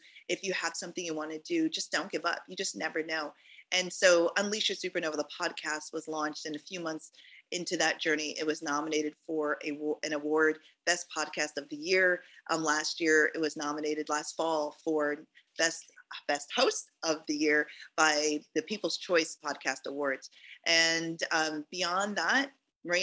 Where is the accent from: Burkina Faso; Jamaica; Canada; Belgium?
Jamaica; moved away; I was born in Jamaica. My parents immigrated here